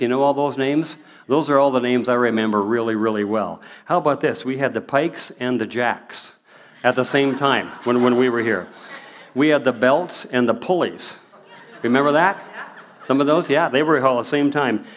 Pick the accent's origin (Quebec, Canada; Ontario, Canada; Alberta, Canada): Alberta, Canada; Prairie, moved from Seattle, Washington; moved away as an adult; now in Abbotsford, Canada; we moved here in 1963. I still remember the day we moved here. We moved from Seattle, Washington, up here